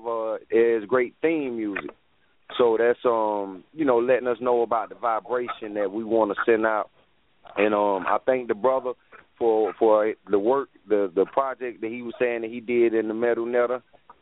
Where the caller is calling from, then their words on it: South Carolina, United States; I'm calling from South Carolina